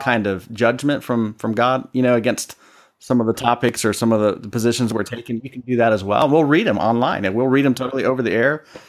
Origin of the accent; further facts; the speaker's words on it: Columbus, Ohio, United States; I'm originally from Columbus, Ohio, which means I'm a Buckeye fan.